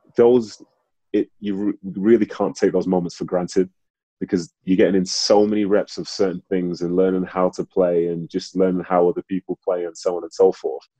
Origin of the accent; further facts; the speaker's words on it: Manchester, North West England, United Kingdom; also born or lived in Nigeria; I was born in Nigeria, came over to England. I was living in Manchester